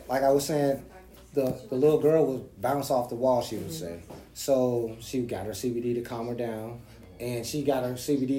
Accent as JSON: {"language": "English", "town": "Clearwater", "region": "Florida", "country": "United States", "tie": "born or raised there", "said": "I was born and raised right here in Clearwater, Florida."}